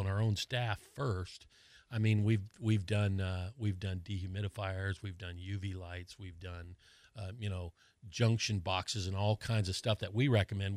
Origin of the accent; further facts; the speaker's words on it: Colorado, United States; now in Florida, United States; I grew up in Colorado where it's really dry